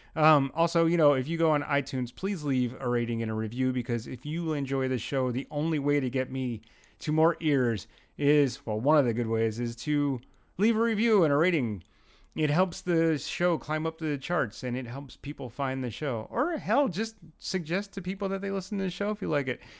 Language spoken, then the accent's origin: English; Brooklyn, New York, United States; from Brooklyn, 'cause I was in Pennsylvania